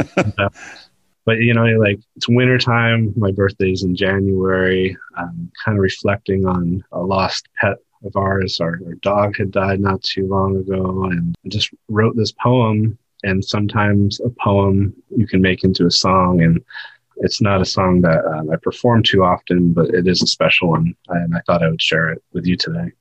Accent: above the Oswegatchie River, Northeast, New York, United States; moved away; I grew up above the Oswegatchie River that flows into the St. Lawrence River

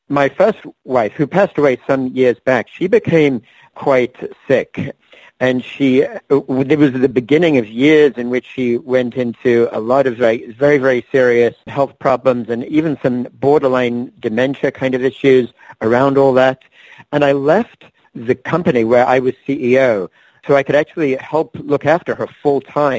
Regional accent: England, United Kingdom; moved away as an adult; now in United States; Yeah, so in fact, I was born and raised in England. I left England when I was 21. I'm now 57. So I spent most of my adult life in the United States, as well as a few other countries at different times.

